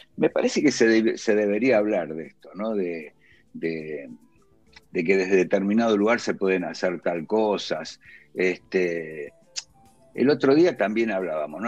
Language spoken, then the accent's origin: Spanish; Villa Luzuriaga, Buenos Aires Province, Argentina; moved away as an adult; now in Colegiales, Buenos Aires, Argentina; yo crecí en Villa Luzuriaga, que pertenece a La Matanza